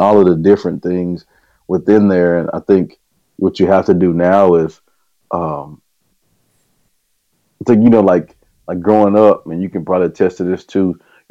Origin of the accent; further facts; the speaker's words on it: Hearne, Texas, United States; moved away as an adult; also born or lived in Conroe, Texas; got a chance to go back to my hometown, which is Hearne, Texas, and be athletic director and head coach there in my old high school